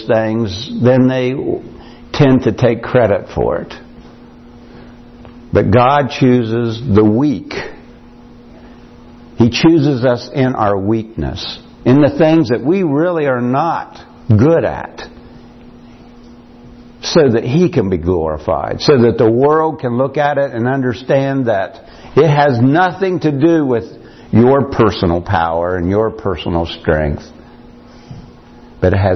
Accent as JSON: {"language": "English", "country": "United States", "said": "I came from Morgan County"}